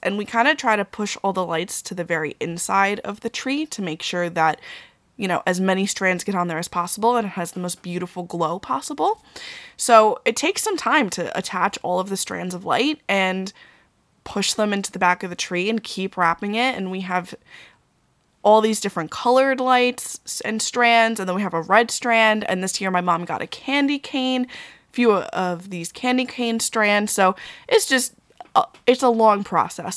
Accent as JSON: {"language": "English", "area": "Long Island", "region": "New York", "country": "United States", "also_born_or_lived": "Queens, New York", "said": "I'm from Long Island"}